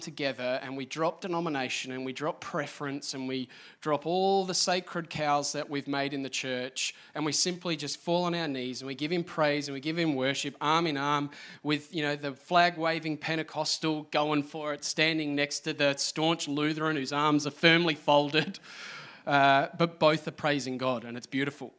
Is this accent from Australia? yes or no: yes; Australia; now in Adelaide, Australia